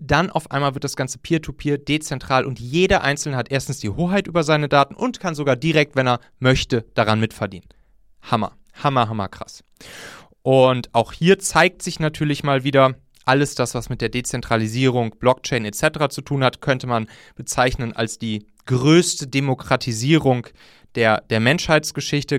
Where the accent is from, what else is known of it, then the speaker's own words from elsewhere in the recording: North Rhine-Westphalia, Germany; ich komme ja aus dem Rheinland und da zwischen Köln und Bonn